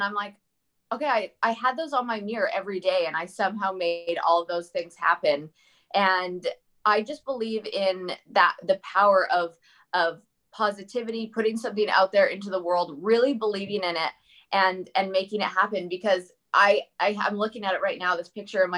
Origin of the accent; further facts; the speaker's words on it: Leduc, Alberta, Canada; also born or lived in British Columbia / Newfoundland / Germany / Vancouver; now in United States; as a young kid growing up in Leduc